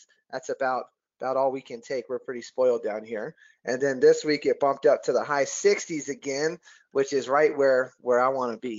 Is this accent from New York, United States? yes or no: no; Oklahoma, United States; also born or lived in California / England / Texas / South Carolina; now in Tucson, United States; I was born in California. Then we moved to England. Then we moved to Texas. Then we moved to South Carolina. Then we moved to Oklahoma, where I went to high school.